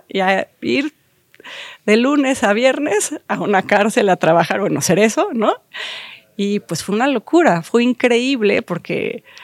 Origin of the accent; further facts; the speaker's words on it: Mexico City, Mexico; yo crecí aquí en la Ciudad de México.